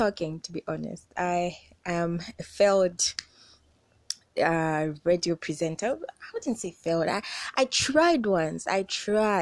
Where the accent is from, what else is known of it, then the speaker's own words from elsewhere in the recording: Zambia; I'm from Zambia, and I am 20-something years old.